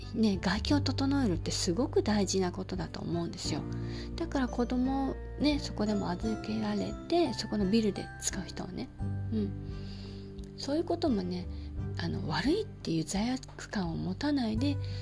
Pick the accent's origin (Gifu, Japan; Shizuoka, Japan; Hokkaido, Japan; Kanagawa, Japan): Kanagawa, Japan; Yokosuka; 私の実家が横須賀